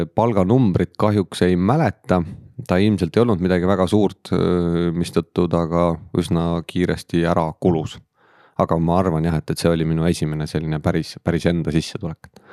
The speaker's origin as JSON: {"language": "Estonian", "region": "Lääne-Viru County", "country": "Estonia", "moved": "as an adult", "lives_now": "Tallinn, Estonia", "said": "tulen äh, algselt Lääne-Virumaalt, nüüd siis töö tõttu Tallinnast juba üle kahekümne viie aasta"}